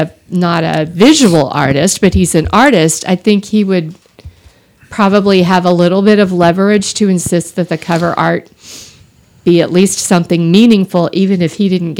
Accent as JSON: {"language": "English", "town": "Austin", "region": "Texas", "country": "United States", "tie": "born or raised there", "said": "I grew up in Austin."}